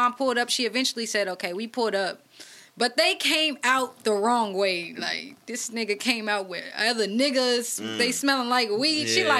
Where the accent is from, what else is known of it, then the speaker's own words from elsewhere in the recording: Oakland, California, United States; Because it's like, I'm from 35th, I'm from Oakland, so...